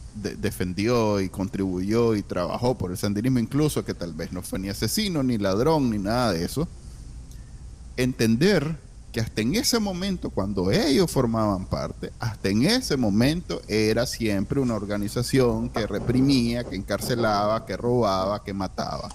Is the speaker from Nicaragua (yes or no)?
yes; Nicaragua; now in United States; nosotros que somos que somos nica, nos encanta y queremos con todas nuestras ganas vivir ahí